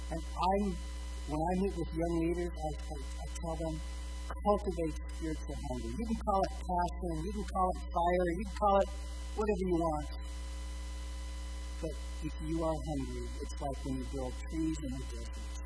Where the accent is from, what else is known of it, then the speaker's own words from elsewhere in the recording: Spicer, Minnesota, United States; growing up in Spicer, in a small town